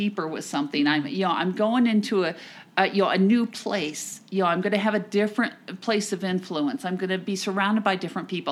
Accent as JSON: {"language": "English", "region": "New Jersey", "country": "United States", "said": "I'm from New Jersey"}